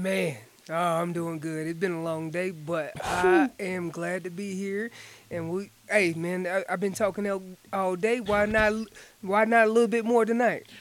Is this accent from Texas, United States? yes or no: no; Orange County, Chapel Hill area, North Carolina, United States; moved away; I am originally from North Carolina